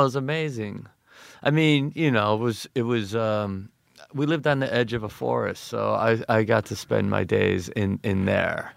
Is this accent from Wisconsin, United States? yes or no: yes; Kenosha, Wisconsin, United States; Kenosha, Wisconsin